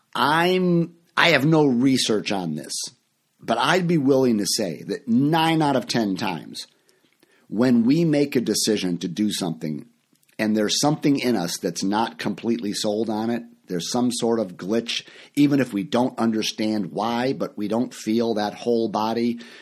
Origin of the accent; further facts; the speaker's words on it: Chicago, Illinois, United States; moved away as an adult; also born or lived in Orlando, Florida; I live in Chicago now. This is my hometown. I'm back here. I, I lived for many years in Florida.